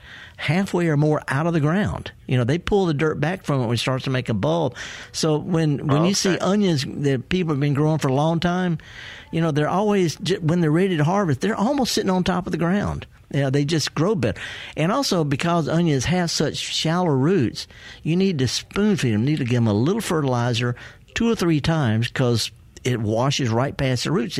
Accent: the Delta, Mississippi, United States; I was raised up in the Delta by a horticulturist great grandmother

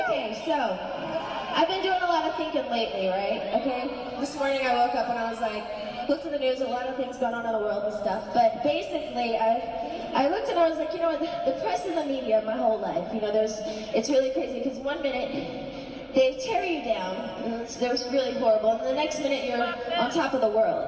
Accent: Louisiana, United States; And I'm a Southern girl, I'm from Louisiana. I'm from the South, and I like to keep it real

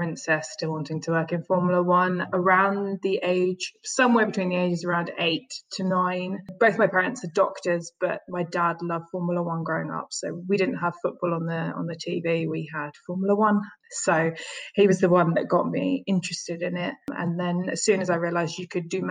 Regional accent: London, United Kingdom; I grew up in the East End of London

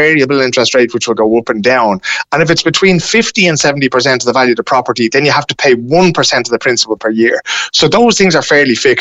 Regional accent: Dublin, Leinster, Ireland; moved away as an adult; above in Dublin

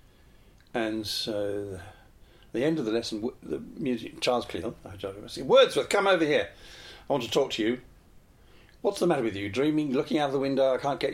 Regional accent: Cheam, London, United Kingdom; also born or lived in Worcester Park; I was brought up in Cheam

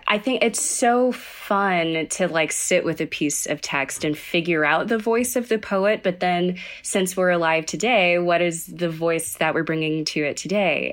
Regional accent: Sugar Land, Texas, United States; I am from Sugarland, Texas, and I grew up in kind of a musical tradition

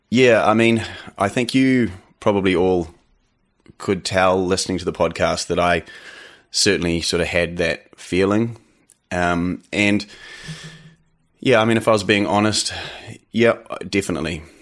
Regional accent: New Zealand; accent: eighty percent Kiwi, twenty percent American; also born or lived in Canada; I am actually Canadian, um, was born in Canada. You know, I had moved to New Zealand when I was young, but my mother's Canadian, and I actually went back to Canada for a couple years when I was, uh, teenager

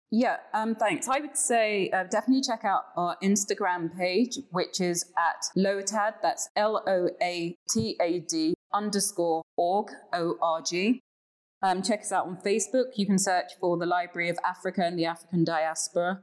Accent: London, United Kingdom; moved away as an adult; now in Ghana; I'm a Londoner. I'm a Londoner through and through

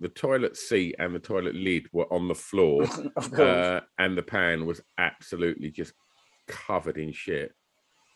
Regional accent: Tilbury, East of England, United Kingdom; also born or lived in Grays; I was born in Tilbury, right? Mm. Tilbury is fucking piss poor. It is a piss poor town. Son of a docker

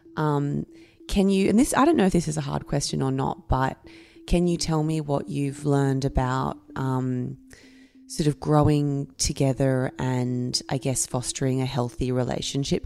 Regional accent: Camden, New South Wales, Australia; I grew up in Camden.

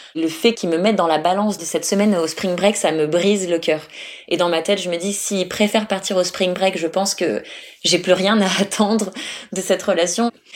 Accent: France; moved away as an adult; now in Australia; je suis française

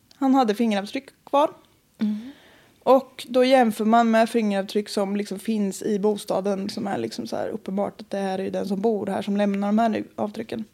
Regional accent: Östergötland, Sweden; accent: Östgötska; Jag var hos mina föräldrar, åkte dit mm. igår. Mm. Så om jag pratar mer östgötska

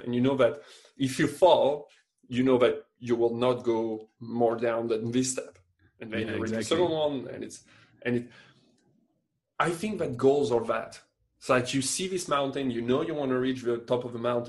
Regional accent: France; moved away as an adult; now in Quebec, Canada; I'm still French, but I mean, I still have just my French paper

